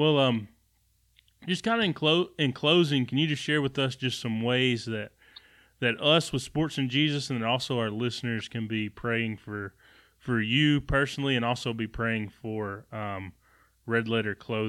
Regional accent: United States; also born or lived in Mississippi / Alabama; I grew up in Mississippi and Alabama

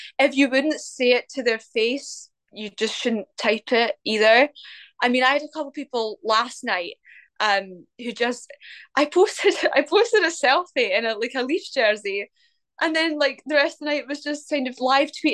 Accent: Scotland, United Kingdom

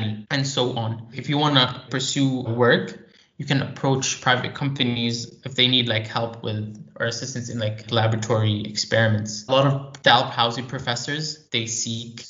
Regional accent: Jordan; also born or lived in United States; I am from Jordan as well. I've been living here for almost 15 years.

